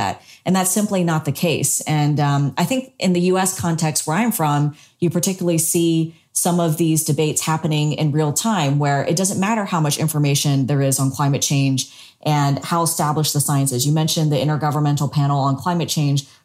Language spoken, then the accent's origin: English; South Carolina, United States; now in Singapore; since I was a small child growing up in South Carolina